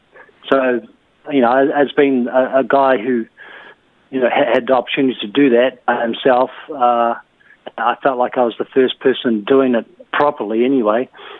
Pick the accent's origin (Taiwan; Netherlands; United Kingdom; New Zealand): New Zealand; moved away as an adult; now in South Korea; I'd gone back to my home country, New Zealand.